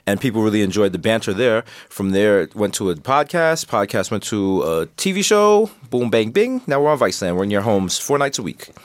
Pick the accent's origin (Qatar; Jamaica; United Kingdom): Jamaica; I'm Jamaican